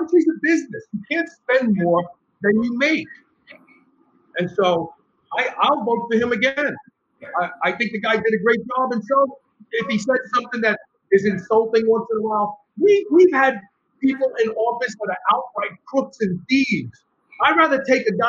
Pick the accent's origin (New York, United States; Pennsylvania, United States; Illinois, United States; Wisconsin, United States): New York, United States; New York City; I grew up in New York.